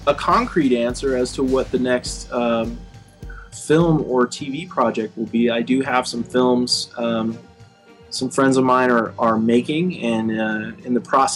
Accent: Arizona, United States; moved away; I come from Arizona originally, and I grew up on a farm

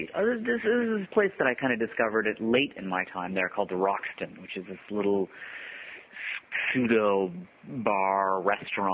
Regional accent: Ottawa, Ontario, Canada; moved away; I grew up in Ottawa

